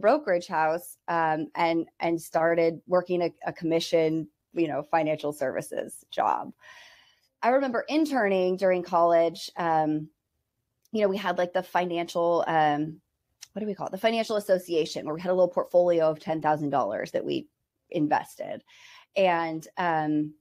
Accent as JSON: {"language": "English", "area": "Bay Area, near San Francisco", "region": "California", "country": "United States", "tie": "born or raised there", "said": "I was born and raised in the Bay Area, like 30 miles outside of San Francisco."}